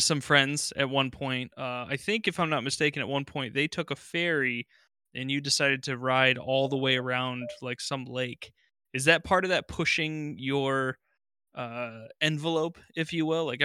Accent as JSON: {"language": "English", "country": "United States", "said": "we're from the United States"}